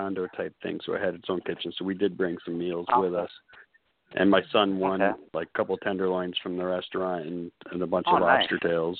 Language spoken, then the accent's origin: English; Florida, United States; I'm from Florida